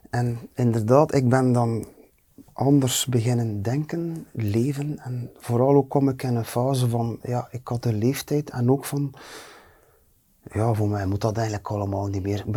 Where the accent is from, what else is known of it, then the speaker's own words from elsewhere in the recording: Flanders, Belgium; ik als Vlaming